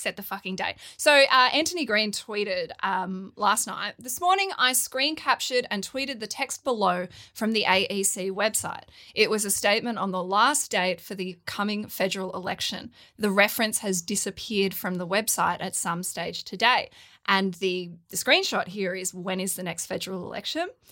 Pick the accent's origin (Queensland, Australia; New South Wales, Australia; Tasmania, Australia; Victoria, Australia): New South Wales, Australia; Wollongong; I grew up in Wollongong